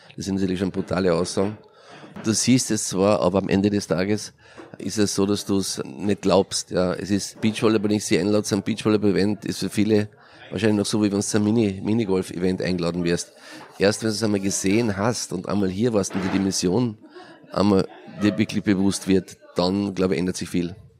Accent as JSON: {"language": "German", "region": "Carinthia", "country": "Austria", "said": "Ich komme aus Kärnten, das ist der südliche Teil von Österreich an der Grenze zu Italien."}